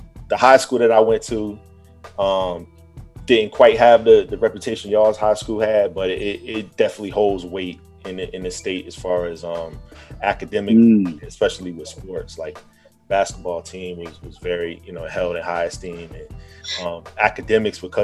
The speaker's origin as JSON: {"language": "English", "town": "Norfolk", "region": "Virginia", "country": "United States", "tie": "born or raised there", "said": "I grew up in Norfolk, born and raised."}